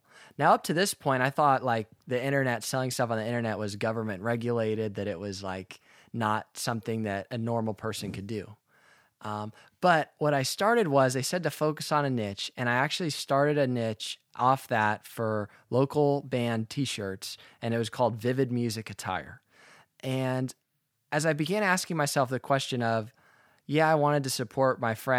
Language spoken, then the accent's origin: English; Alamo, California, United States; I'm from the East Bay of San Francisco. I grew up in a town called Alamo, and one of my hobbies growing up, I was a golfer.